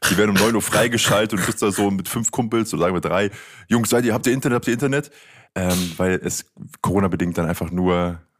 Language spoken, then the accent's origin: German; Aachen, North Rhine-Westphalia, Germany; moved away as an adult; now in Bayreuth, Germany; dass ich ähm, als Aachener jetzt seit den letzten zwei Jahren hier in Bayreuth mehr oder weniger studiert habe.